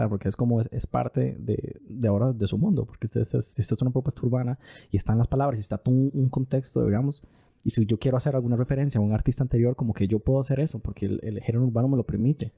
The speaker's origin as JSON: {"language": "Spanish", "country": "Costa Rica", "said": "nosotros estamos adoptando un acento los ticos"}